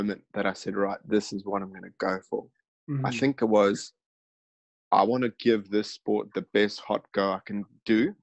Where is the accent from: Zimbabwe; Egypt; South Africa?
Zimbabwe; now in Australia; my home country, Zimbabwe.